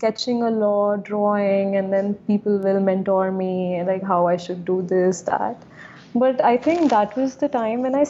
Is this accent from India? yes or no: yes; Gwalior, Madhya Pradesh, India; also born or lived in London; now in Delhi, India; I grew up in this really small city called Gwalior. It's like a really, it's in Madhya Pradesh, India